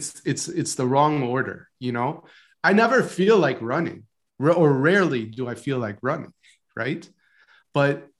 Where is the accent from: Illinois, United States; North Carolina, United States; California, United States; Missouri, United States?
Illinois, United States; Palatine; I grew up outside of Chicago in one of the suburbs, Palatine, Illinois.